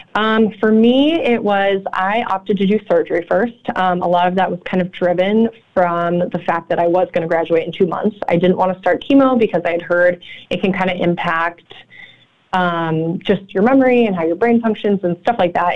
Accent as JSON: {"language": "English", "region": "California", "country": "United States", "moved": "as an adult", "lives_now": "Chicago, United States", "said": "I'm actually from California, um, but I've been out here for eight years"}